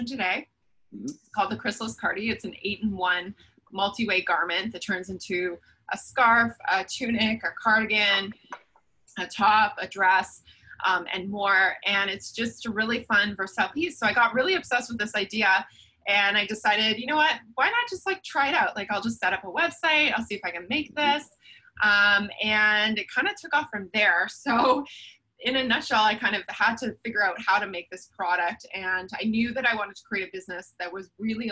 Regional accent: Toronto, Ontario, Canada; I'm born and raised in Toronto

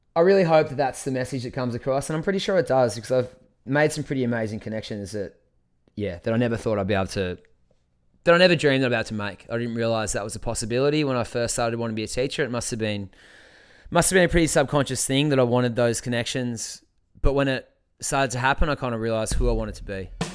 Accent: Scamander, Tasmania, Australia; also born or lived in Launceston; I'm from Tasmania. I'm from Scamander on the East Coast.

